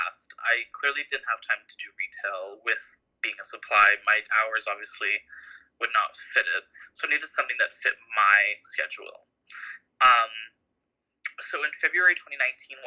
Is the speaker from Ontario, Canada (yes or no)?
yes; Markham, Ontario, Canada; also born or lived in Toronto; I was born in Toronto, but I was raised in Markham.